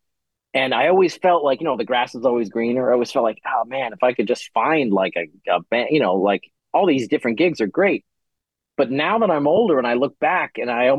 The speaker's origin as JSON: {"language": "English", "region": "Rhode Island", "country": "United States", "tie": "born or raised there", "moved": "yes", "said": "I grew up in Rhode Island"}